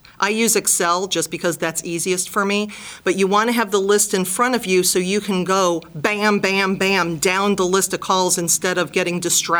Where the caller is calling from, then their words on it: Cleveland, Ohio, United States; I'm calling from Gradigy in beautiful Cleveland, Ohio.